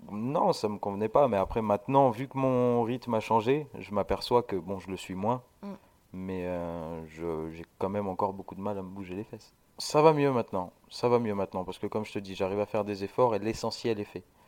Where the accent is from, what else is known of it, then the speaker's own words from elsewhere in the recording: Sète, Occitania, France; J'ai grandi euh, à Sète, en bord de mer, avec mes parents.